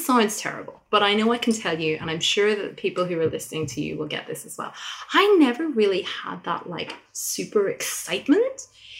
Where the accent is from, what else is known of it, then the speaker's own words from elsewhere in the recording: Ireland; moved away; I'm from Ireland.